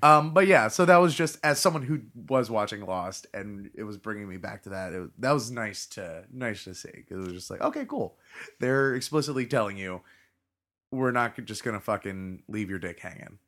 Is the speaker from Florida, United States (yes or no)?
yes; Florida, United States; I was born and live in Florida